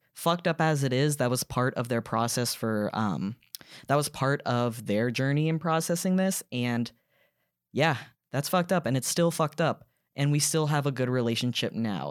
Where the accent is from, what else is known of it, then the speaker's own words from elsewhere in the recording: Duluth, Georgia, United States; moved away as an adult; also born or lived in New York; I grew up in Gwinnett County in Duluth, which is very much suburbia